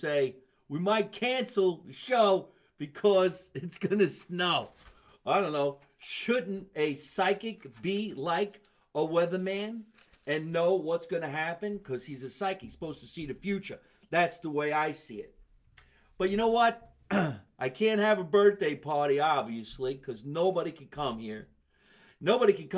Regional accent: Scotch Plains, New Jersey, United States; here in my hometown, Scotch Plains, New Jersey.

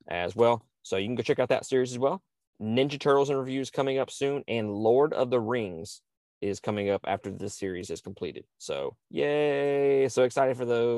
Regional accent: Mississippi, United States; I'm from Mississippi

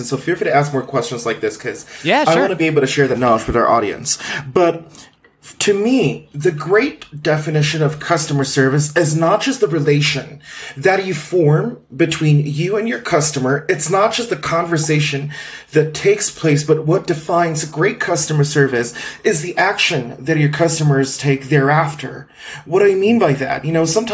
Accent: Philippines; moved away as an adult; now in Guadalajara, Mexico; I was born in the Philippines and I lived in many places in the Philippines from the southern region to the northern region. I'm now living in Mexico. I'm an immigrant here

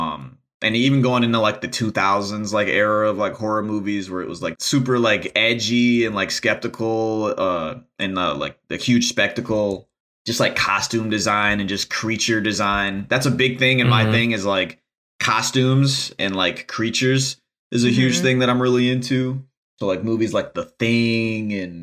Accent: Detroit, Michigan, United States; I grew up in Detroit, Michigan, and Detroit is a super, it's dense culturally

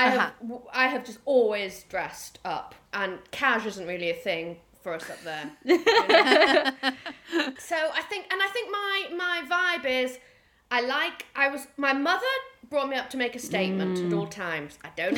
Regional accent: Newcastle upon Tyne, North East England, United Kingdom; moved away; I was born and raised in Newcastle upon Tyne.

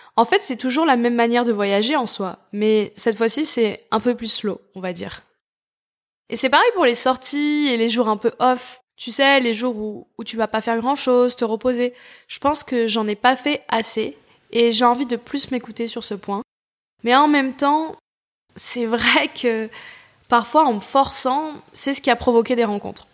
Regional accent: France; en tant que Français

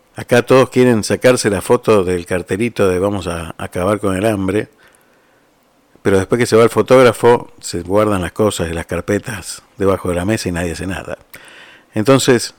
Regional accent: Argentina; moved away; uno no deja de ser argentino ¿eh? por, por irse de un país. Uno sigue siendo argentino y lleva la patria donde se vaya

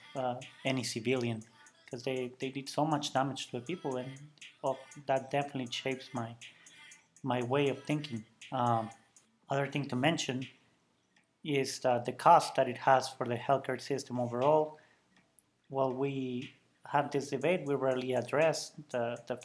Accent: Ciudad Juárez, Chihuahua, Mexico; now in United States; I'm from the beautiful city of Juarez, Mexico

